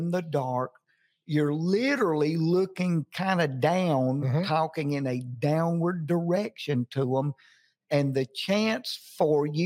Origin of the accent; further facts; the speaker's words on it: Jackson, Mississippi, United States; moved away as an adult; now in Nashville, United States; Jackson, Mississippi, my hometown.